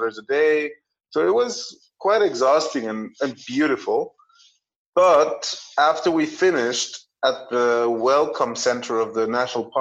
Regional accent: Mexico; English is a second language; now in Germany; I learned English in Mexico in school

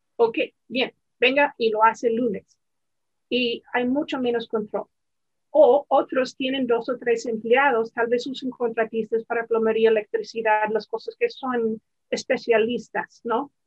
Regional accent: the mountains of Virginia, United States; yo crecí en las montañas de Virginia

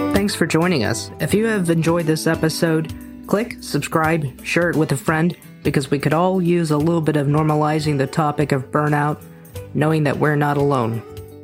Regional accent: United States; I am American with a Mexican and Asian Indian background

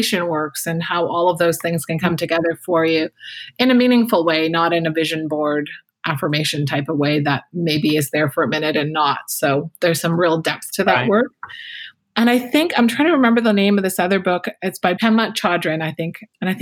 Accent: Canada; I'm Canadian

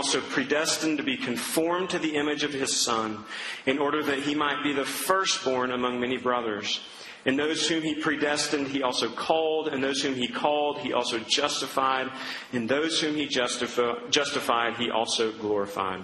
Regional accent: Duncan, Oklahoma, United States; growing up in Duncan, Oklahoma

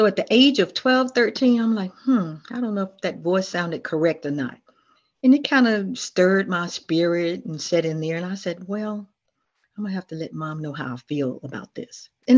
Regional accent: Memphis, Tennessee, United States; also born or lived in Millington, Tennessee / Chesapeake, Virginia; now in Virginia, United States; I grew up in Memphis, Tennessee, but I was born in Millington, Tennessee

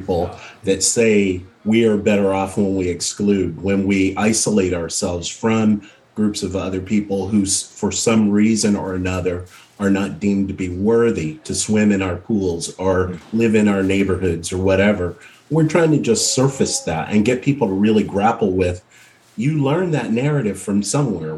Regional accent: the South, United States; I grew up in the South.

